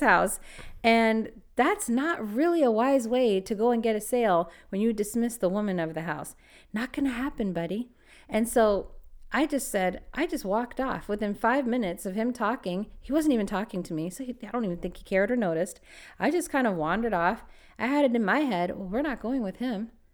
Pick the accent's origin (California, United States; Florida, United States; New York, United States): California, United States; Los Angeles; I was born and raised in LA, Los Angeles